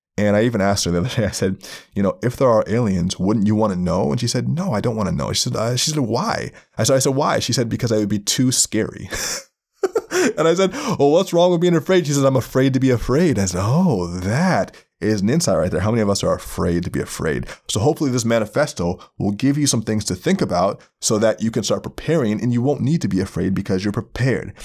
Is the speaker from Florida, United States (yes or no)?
yes; Florida, United States; I grew up in Florida